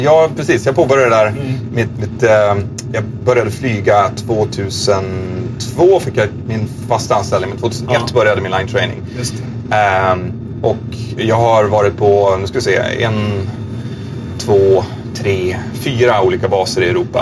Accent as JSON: {"language": "Swedish", "country": "Sweden", "also_born_or_lived": "Nyköping / Girona", "moved": "yes", "said": "Jag fick min commandbas hemma i Sverige."}